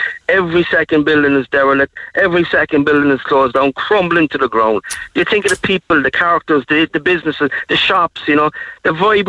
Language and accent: English; Cork, Munster, Ireland; I'm from the North Side myself anyway